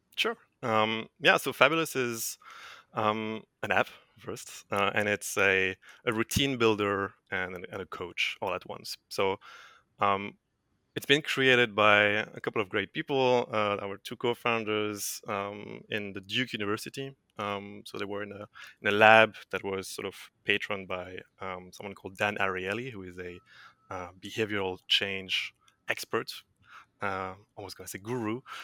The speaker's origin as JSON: {"language": "English", "country": "France", "also_born_or_lived": "Dublin, Ireland / Hamburg, Germany", "moved": "as an adult", "said": "I'm, uh, French. So I'm originally from France"}